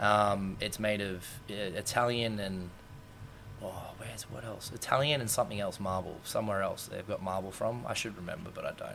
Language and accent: English; Sydney, New South Wales, Australia; we ran around pretty much South Sydney most of our lives